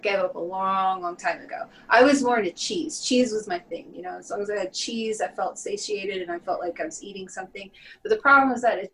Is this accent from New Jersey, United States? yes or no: no; Texas, United States; moved away; I grew up in Texas.